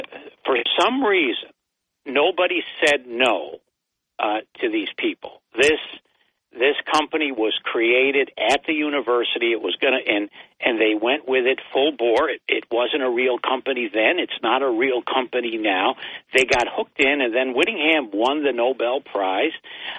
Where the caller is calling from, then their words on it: Binghamton, New York, United States; … from Binghamton.